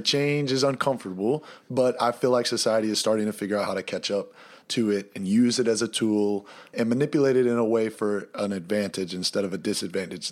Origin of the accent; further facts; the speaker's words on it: Easley, South Carolina, United States; moved away as an adult; also born or lived in Pelzer, South Carolina / Vancouver, Canada; we're from Easley